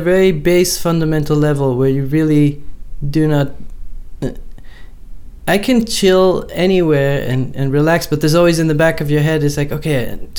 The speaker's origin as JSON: {"language": "English", "country": "Netherlands", "tie": "born or raised there", "moved": "as an adult", "lives_now": "New York, United States", "said": "growing up in the Netherlands, where it doesn't rain that much, but there's always this drizzle."}